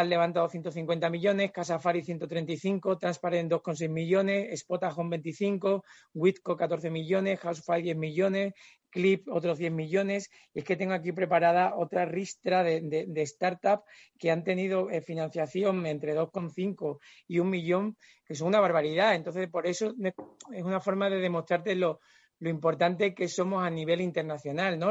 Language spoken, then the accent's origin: Spanish; Extremadura, Spain; soy extremeño